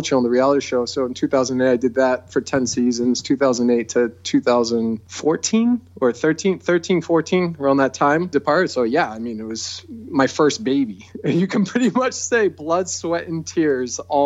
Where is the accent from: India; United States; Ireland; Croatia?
United States; near San Jose, California; I was born right near San Jose, California, and I used to go there when I was a kid